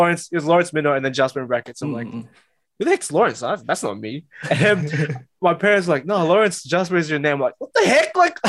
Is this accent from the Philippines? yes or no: yes; Philippines; I'm Filipino, man.